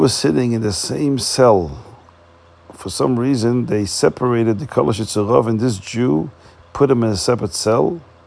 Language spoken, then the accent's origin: English; Antwerp, Flanders, Belgium; I come from Antwerp, Belgium.